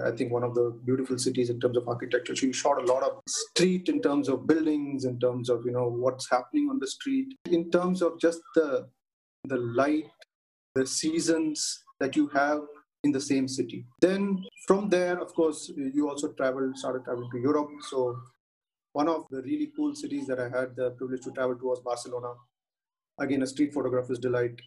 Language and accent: English; Chennai, Tamil Nadu, India; I grew up in Chennai